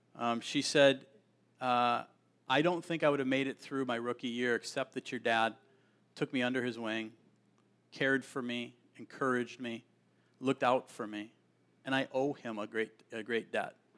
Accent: Milwaukee area, Wisconsin, United States; I grew up in Siniwac

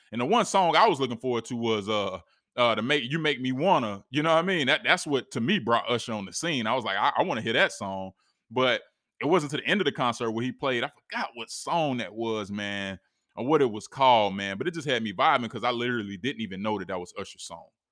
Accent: East Coast, United States; we come from the East Coast, we're visiting

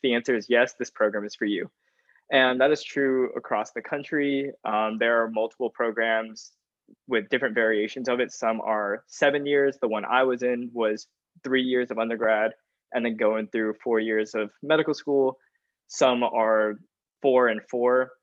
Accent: Augusta, Georgia, United States; I am also from Augusta, so I wasn't able to escape my hometown for too much

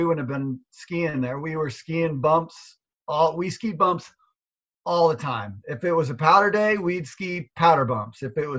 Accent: Seattle, Washington, United States; I grew up in Seattle.

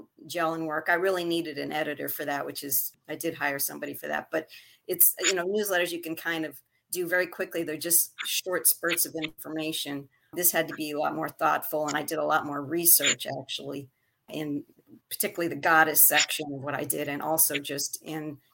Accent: Montreal, Quebec, Canada; now in Westbury, United States; My original birthplace was Montreal, Canada. So I was a Canadian by birth and eventually became a United States citizen

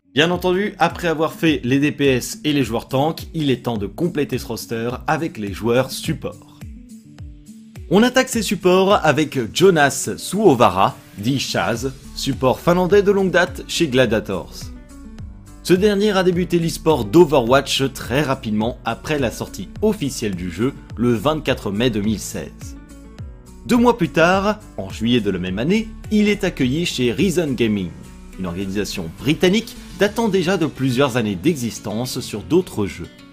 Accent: France; en tant que Français

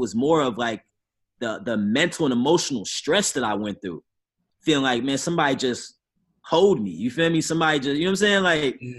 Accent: St. Louis, Missouri, United States; also born or lived in Chicago / New Jersey; I grew up in St. Louis and Chicago. I lived in New Jersey.

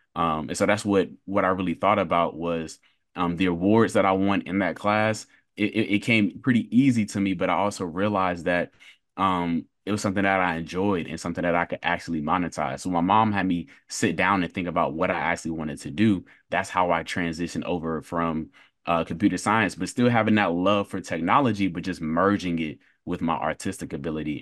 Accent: Durham, North Carolina, United States; I was born and raised in Durham, North Carolina

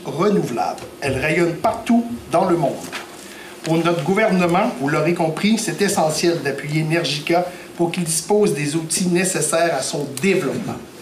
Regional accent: Gaspésie, Quebec, Canada; ici, chez nous en Gaspésie, dans le comté de Gaspé

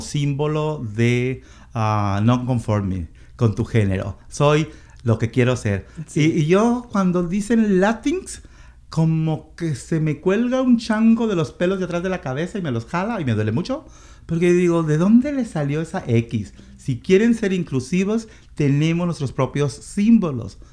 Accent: Mexico; now in Seattle, United States; en mi país, que es México

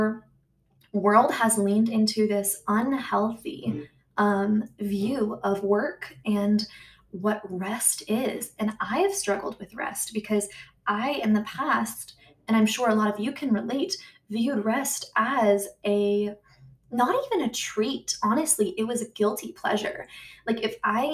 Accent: United States; accent: American; I'm American

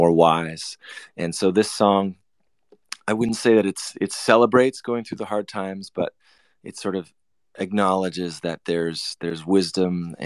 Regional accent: Canada; I'm from Canada

